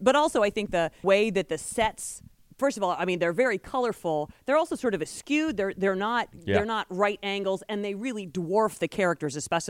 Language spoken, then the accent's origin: English; United States; I'm an American.